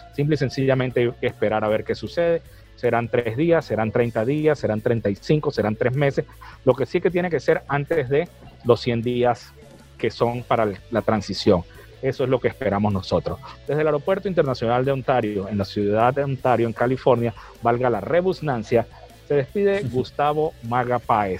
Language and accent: Spanish; Venezuela; nosotros como venezolanos